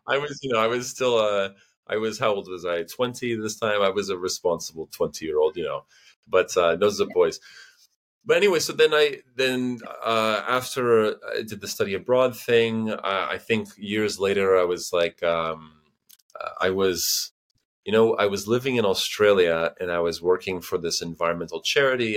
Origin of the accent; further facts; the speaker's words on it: United States; moved away as an adult; also born or lived in New Hampshire / Boston / Chicago / St. Petersburg, Russia; now in Barcelona, Spain; I am originally from America, from New Hampshire, from Boston, but right now I live in Barcelona